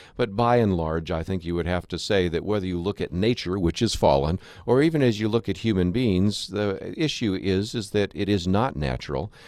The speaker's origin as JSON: {"language": "English", "town": "Berkeley", "region": "California", "country": "United States", "tie": "born or raised there", "said": "I was born in Berkeley, California"}